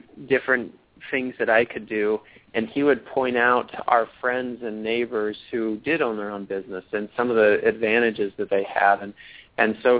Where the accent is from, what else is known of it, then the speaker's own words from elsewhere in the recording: Littleton, Colorado, United States; also born or lived in Logan, Utah; So I grew up in Littleton, Colorado, from the time I was five until I graduated from college and moved out of the house